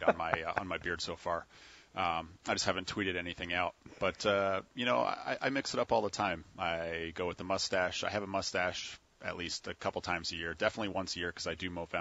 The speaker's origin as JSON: {"language": "English", "town": "Port Dover", "region": "Ontario", "country": "Canada", "tie": "born or raised there", "moved": "yes", "said": "My first pitching coach in the hometown of Port Dover, where I grew up, Port Dover, Ontario"}